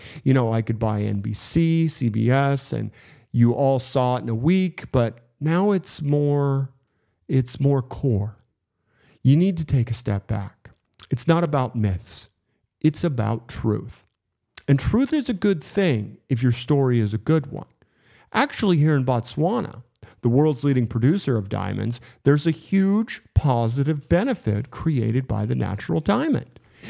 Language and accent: English; Schenectady, New York, United States; You know, I grew up in Schenectady, New York.